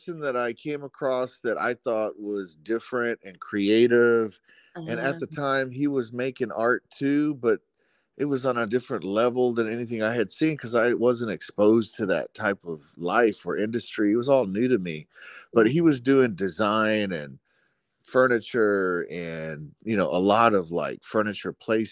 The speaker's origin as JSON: {"language": "English", "town": "Dallas", "region": "Texas", "country": "United States", "tie": "born or raised there", "said": "I grew up in Oak Cliff, Dallas, Texas."}